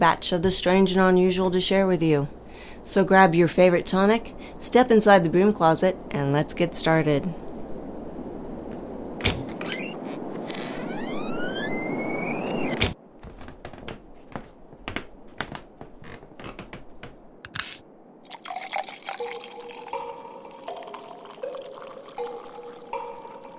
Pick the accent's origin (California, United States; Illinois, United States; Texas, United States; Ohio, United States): Ohio, United States; Dayton; I grew up in Dayton